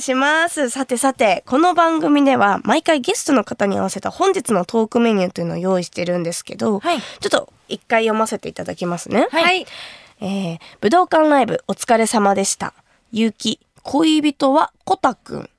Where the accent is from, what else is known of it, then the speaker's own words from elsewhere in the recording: Kumamoto, Japan; 私の地元熊本の高橋酒造の米焼酎白竹城